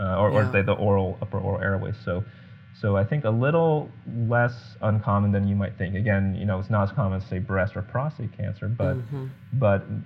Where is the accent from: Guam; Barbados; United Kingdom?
Guam; moved away; growing up in Guam.